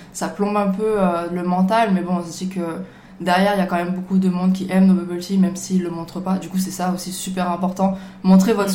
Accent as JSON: {"language": "French", "town": "Marseille", "region": "Provence-Alpes-Côte d'Azur", "country": "France", "said": "je viens de Marseille"}